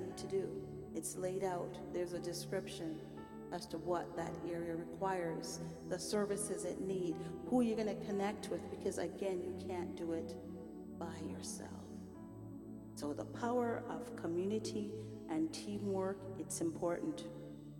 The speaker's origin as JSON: {"language": "English", "country": "Jamaica", "moved": "yes", "said": "We have a saying back home. I'm Jamaican"}